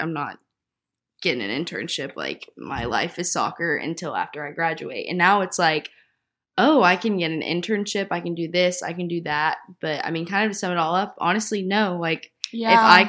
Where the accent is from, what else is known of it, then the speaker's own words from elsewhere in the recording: the South, United States; I agree. We're both from the South.